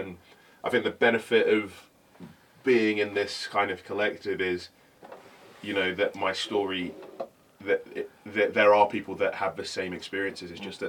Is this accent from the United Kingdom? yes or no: yes; London, United Kingdom; born there; I was born in London, spent a lot of time in London, but no, I don't have the London accent, and I feel very much like a kind of, you know, a man without a place.